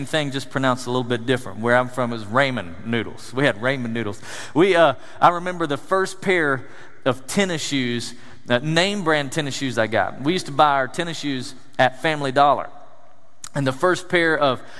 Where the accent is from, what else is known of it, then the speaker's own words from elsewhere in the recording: East Tennessee, United States; I grew up in East Tennessee, the foothills of the Smoky Mountains